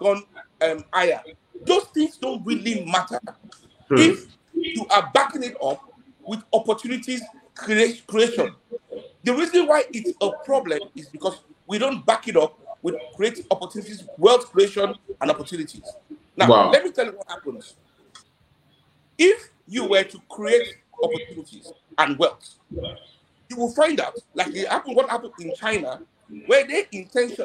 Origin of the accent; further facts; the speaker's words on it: Nigeria; also born or lived in Europe; having come back to Nigeria, having spent 14 years in Europe